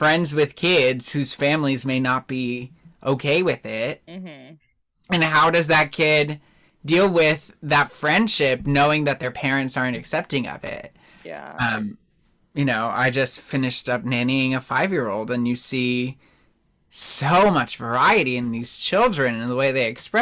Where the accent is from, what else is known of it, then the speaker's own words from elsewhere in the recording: New Jersey, United States; moved away; I grew up in New Jersey